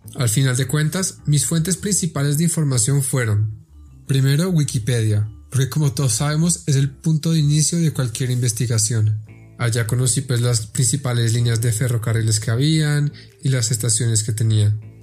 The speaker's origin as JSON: {"language": "Spanish", "region": "Bogotá", "country": "Colombia", "said": "soy bogotano con raíces bien profundas en la ciudad"}